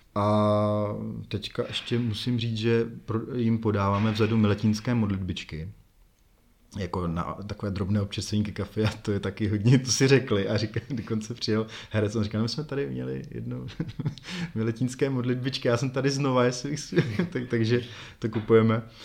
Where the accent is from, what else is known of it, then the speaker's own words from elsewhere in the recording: Semily, Liberec Region, Czechia; moved away as an adult; now in Jičín, Czechia; já jsem semilák, takže já jsem ze Semil, pro ty, co neví, tak je to liberecký kraj, je to asi 30 km odseď.